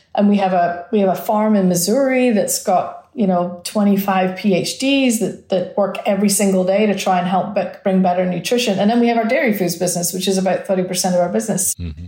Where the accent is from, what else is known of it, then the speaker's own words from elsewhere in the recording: Scotland, United Kingdom; also born or lived in Milwaukee; now in Arizona, United States; I come from Scotland